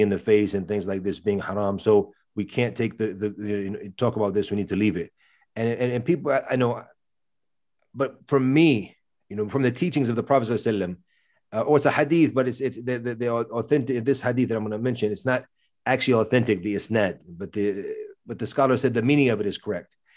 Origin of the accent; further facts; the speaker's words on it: United States; accent: American; my accent obviously is American, 'cause that's where I grew up.